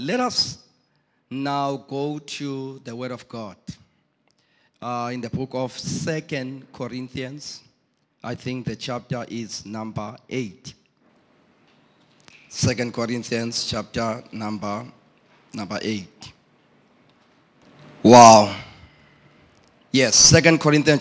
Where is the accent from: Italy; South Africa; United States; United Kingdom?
South Africa; East London, Eastern Cape; Originally, I'm from East London